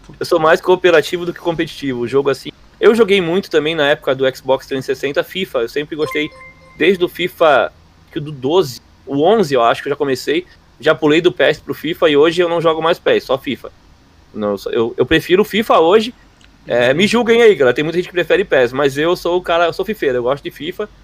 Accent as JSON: {"language": "Portuguese", "town": "Florianópolis", "region": "Santa Catarina", "country": "Brazil", "said": "Eu sou de Floripa, não sou gaúcho"}